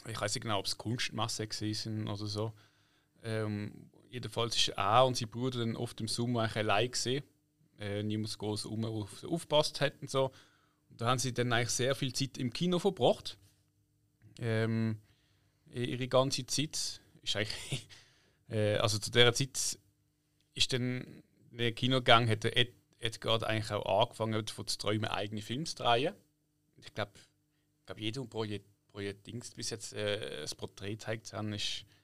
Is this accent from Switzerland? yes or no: no; Poole, South West England, United Kingdom; born there; moved away; 74 im April geboren in Poole, England. Das ist ja nähe Bournemouth. Das wiederum ist nähe Southampton.